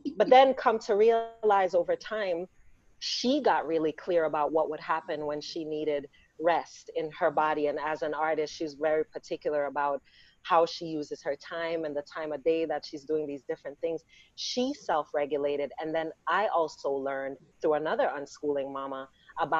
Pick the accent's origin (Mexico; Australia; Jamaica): Jamaica; we're Black and we're Jamaican